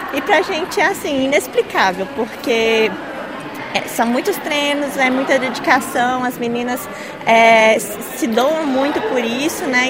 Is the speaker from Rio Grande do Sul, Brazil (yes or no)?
no; Belo Horizonte, Minas Gerais, Brazil; nós somos de Minas Gerais, é, Belo Horizonte